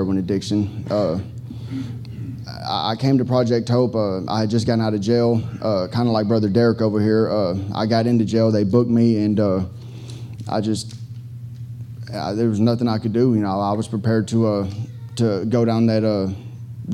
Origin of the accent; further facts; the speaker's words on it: Fort Worth, Texas, United States; now in Houston, United States; from Fort Worth, Texas